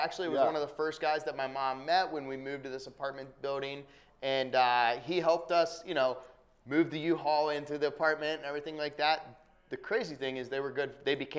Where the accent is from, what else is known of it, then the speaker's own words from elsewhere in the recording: Columbus, Ohio, United States; from Columbus, Ohio.